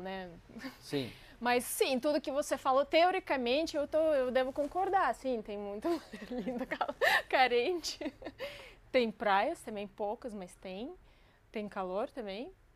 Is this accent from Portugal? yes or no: no; Crimea, Ukraine; Portuguese is a second language; also born or lived in Russia; now in Brazil; eu cresci na Crimeia, é uma, uma península no, no Mar Negro.